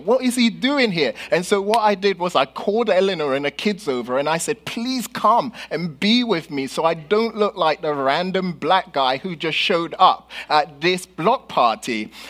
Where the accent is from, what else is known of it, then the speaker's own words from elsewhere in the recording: London, United Kingdom; moved away; growing up in London and here